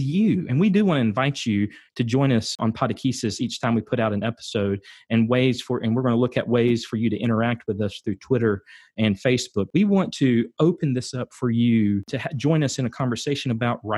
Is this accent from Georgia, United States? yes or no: yes; Valdosta, Georgia, United States; moved away as an adult; I'm from South Georgia. I'm from Valdosta. I grew up there, went to school at Lowndes High School and college at Valdosta State University